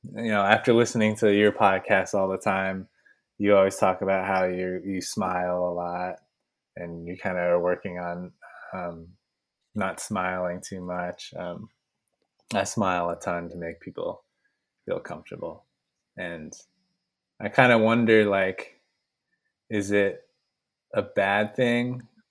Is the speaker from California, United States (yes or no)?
yes; San Francisco, California, United States; I grew up in San Francisco, and my parents grew up in San Francisco